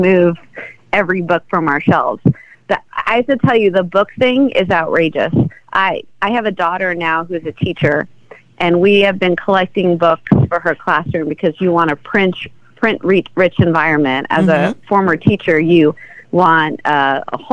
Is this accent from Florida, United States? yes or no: yes; Miami, Florida, United States; I grew up here. I grew up in Miami. This is my home.